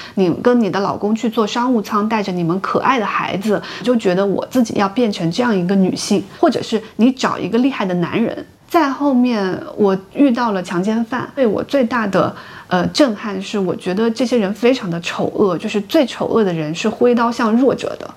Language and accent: Chinese; China; 我们出生在中国的小城市